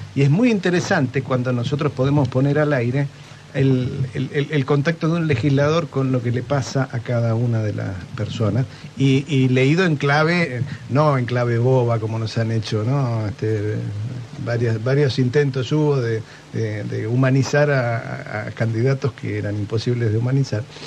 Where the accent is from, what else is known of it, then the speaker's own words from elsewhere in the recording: Punta Alta, Buenos Aires Province, Argentina; yo soy de Punta Alta